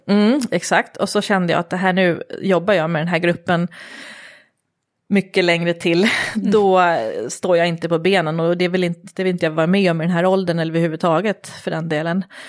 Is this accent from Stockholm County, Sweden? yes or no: yes; Järfälla, Stockholm County, Sweden; Jag är uppvuxen i Järfälla, eh, så jag är en förortstjej